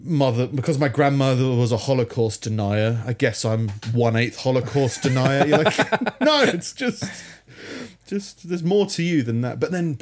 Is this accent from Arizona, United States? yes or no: no; Minnesota, United States; I'm from Minnesota.